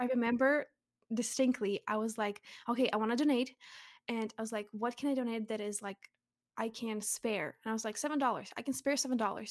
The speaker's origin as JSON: {"language": "English", "country": "Russia", "moved": "yes", "said": "I'm from Russia, but I'm actually half Ukrainian"}